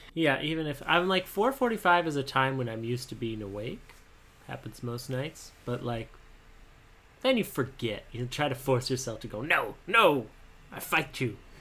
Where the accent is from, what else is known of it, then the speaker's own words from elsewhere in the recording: Montana, United States; I'm from Montana